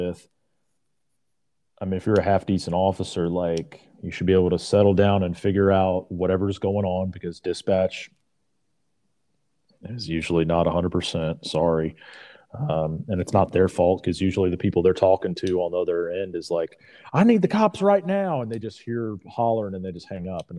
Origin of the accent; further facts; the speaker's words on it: South Carolina, United States; we're from South Carolina